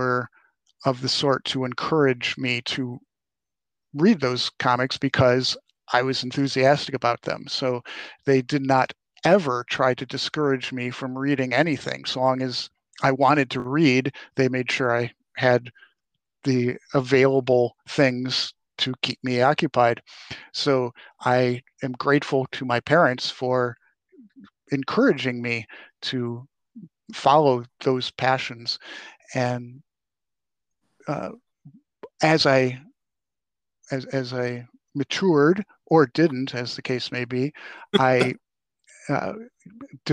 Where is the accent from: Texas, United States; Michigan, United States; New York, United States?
New York, United States; Rochester; now in Minnesota, United States; I'm originally from Rochester, New York, where I grew up